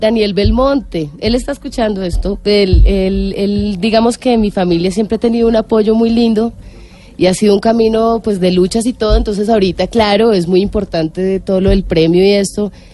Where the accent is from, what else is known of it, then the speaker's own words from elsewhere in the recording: Colombia; como colombiana